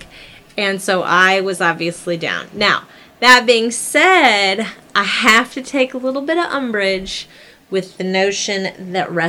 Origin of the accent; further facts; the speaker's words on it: Midwest, United States; as a kid growing up in the Midwest